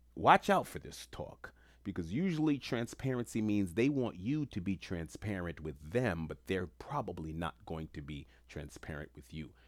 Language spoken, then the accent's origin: English; New York City, New York, United States; Where I grew up in Queens